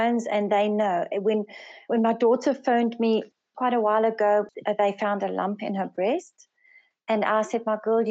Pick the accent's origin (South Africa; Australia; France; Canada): South Africa; first language Afrikaans; English is a second language; also born or lived in Swaziland; I'm from South Africa, and I work with my husband in Swaziland, and I'm the second eldest of five daughters. I'm actually Afrikaans speaking, but English is my second language